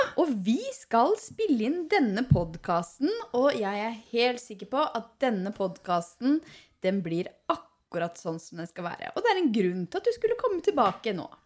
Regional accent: Hallingdal, Buskerud, Norway; now in Nesodden, Norway; jeg er fra Hallingdal

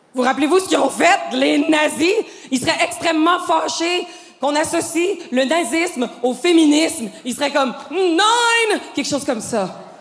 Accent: Quebec, Canada; je suis québécoise

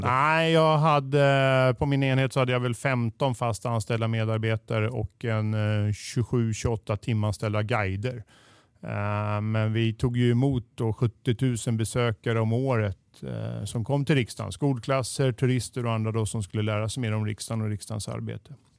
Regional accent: Stockholm, Stockholm County, Sweden; also born or lived in Boden; jag är född och uppväxt mitt här i Stockholm

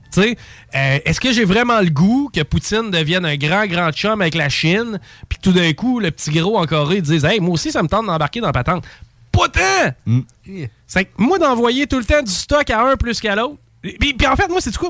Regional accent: Canada; en tant que Canadien

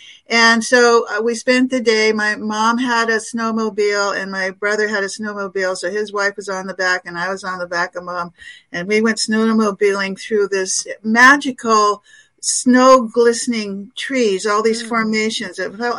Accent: Alaska, United States; I'm from Alaska

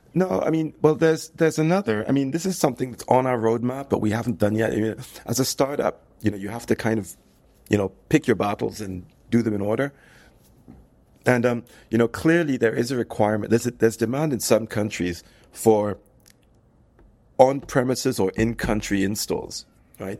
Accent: United Kingdom; also born or lived in United States; now in France; I'm, I'm, I'm British. I, I lived in the U S for many years

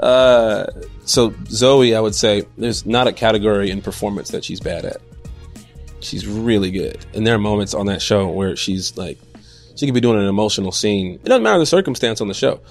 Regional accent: Chicago, Illinois, United States; I am from Chicago

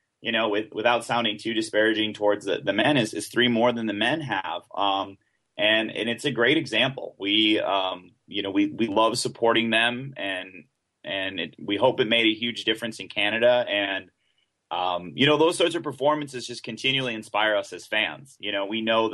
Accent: United States; also born or lived in Honduras; as an American

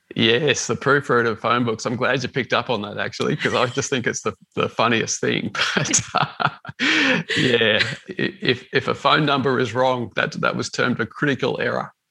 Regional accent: Melbourne, Victoria, Australia; I grew up in the western suburbs of Melbourne

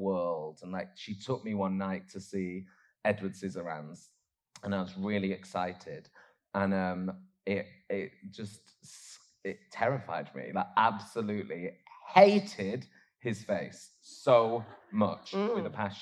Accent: Oldham, North West England, United Kingdom; where I grew up in Oldham

